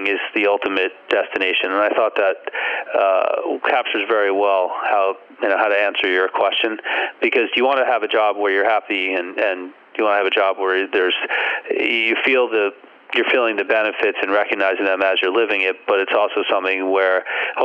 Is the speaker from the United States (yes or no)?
yes; Teaneck, New Jersey, United States; I grew up in Teaneck